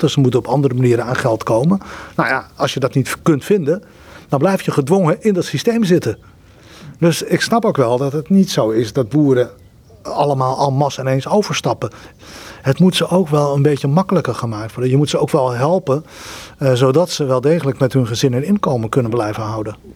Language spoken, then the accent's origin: Dutch; Netherlands; wij als Nederlanders